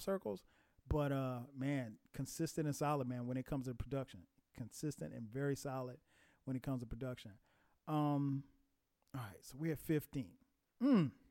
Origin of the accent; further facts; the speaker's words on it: Atlanta, Georgia, United States; my hometown of Atlanta